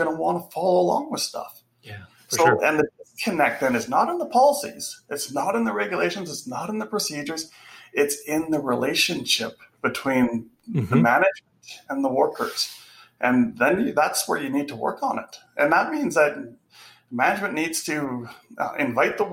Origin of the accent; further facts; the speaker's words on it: Canada; we're Canadian